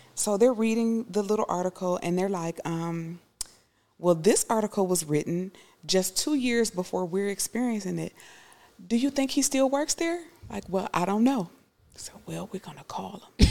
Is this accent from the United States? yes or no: yes; United States; I would be sometimes the only person from America